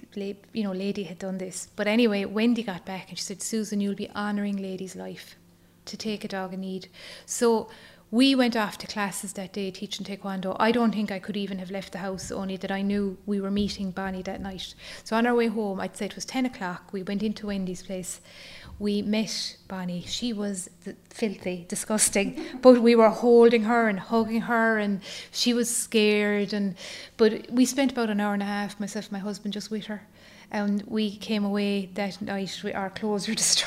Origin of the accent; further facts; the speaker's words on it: County Waterford, Munster, Ireland; moved away as an adult; now in County Kerry, Ireland; I'm from County Waterford, so I'm married down here in Kerry. So my family are all down in Waterford.